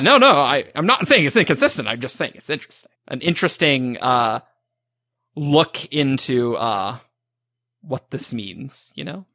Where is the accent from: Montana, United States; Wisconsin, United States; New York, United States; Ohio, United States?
Montana, United States; I'm from Montana